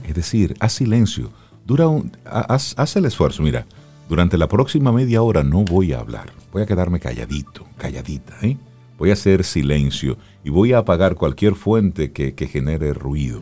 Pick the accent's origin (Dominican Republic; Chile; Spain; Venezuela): Dominican Republic; Cibao; soy del Cibao. En mi casa eh, hay una mata de aguacate.